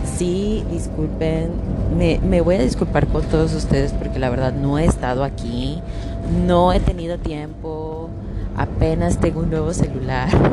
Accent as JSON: {"language": "Spanish", "country": "Mexico", "moved": "yes", "lives_now": "Canada", "said": "me quedo en México y no me muevo"}